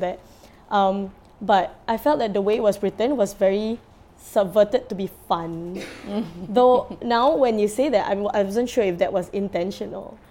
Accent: Singapore; as a Singaporean

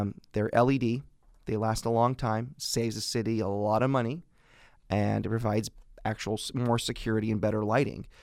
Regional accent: Fresno, California, United States; I was born and raised in Northwest Fresno

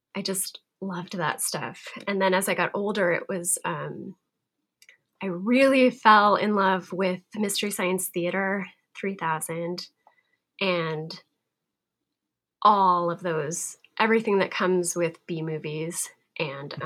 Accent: Montana, United States; I'm from Montana

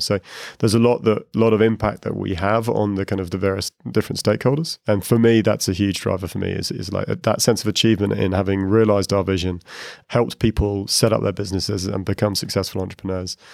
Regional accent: United Kingdom; moved away as an adult; also born or lived in Asia; now in Dublin, Ireland; I'm a Brit, I just moved to Dublin

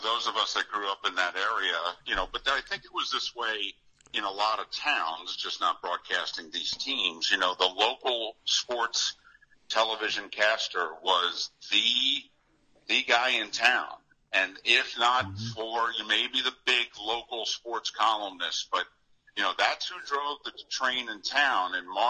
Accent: New Jersey, United States; moved away; also born or lived in Scranton, Pennsylvania; I grew up in North Jersey

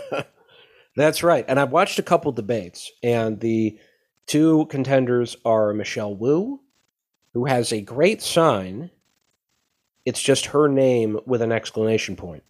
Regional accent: St. Paul, Minnesota, United States; moved away; my hometown of St. Paul, Minnesota

